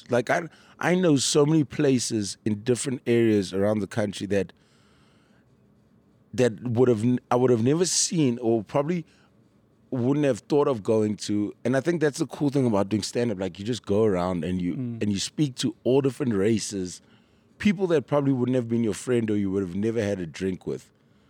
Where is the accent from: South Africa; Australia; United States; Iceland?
South Africa; Durban, KwaZulu-Natal; I grew up in Durban. I've only been here since 2010. So in Durban, our school excursions always involved something to do with Shaka.